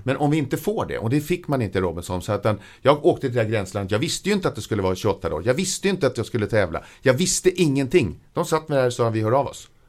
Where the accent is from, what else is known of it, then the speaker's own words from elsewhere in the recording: Södertälje, Stockholm County, Sweden; jag är född eh, i Stockholm men eh, min barndom från två års ålder så bodde jag i Södertälje. Jag har vuxit upp i Södertälje.